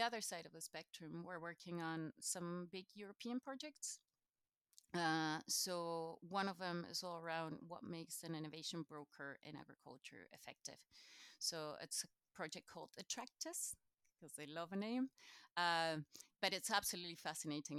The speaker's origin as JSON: {"language": "English", "country": "Chile", "first_language": "Spanish", "second_language": "English", "moved": "yes", "lives_now": "Scotland, United Kingdom", "said": "originally, I'm from Chile, so South America"}